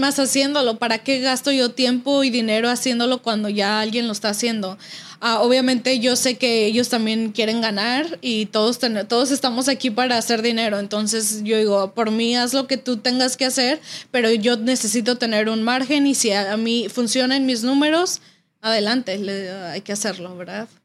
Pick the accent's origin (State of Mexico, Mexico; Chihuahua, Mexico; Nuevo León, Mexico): State of Mexico, Mexico; Toluca; now in United States; nosotros somos del Estado de México, de Toluca.